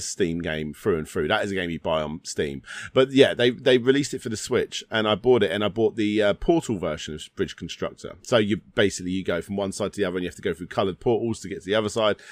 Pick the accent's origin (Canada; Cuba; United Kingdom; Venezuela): United Kingdom; I'm British.